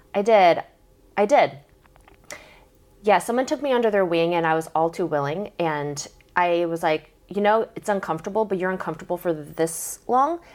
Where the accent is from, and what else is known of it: Southern California, Oregon, United States; born or raised there; also born or lived in Korea